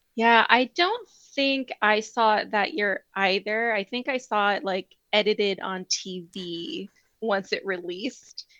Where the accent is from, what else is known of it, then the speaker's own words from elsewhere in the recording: East Coast, United States; I grew up Mormon on the East Coast